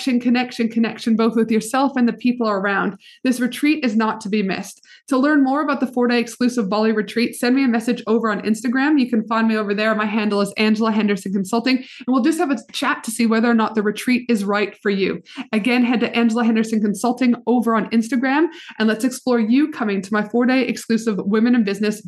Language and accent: English; Canada; the white girl Canadian hips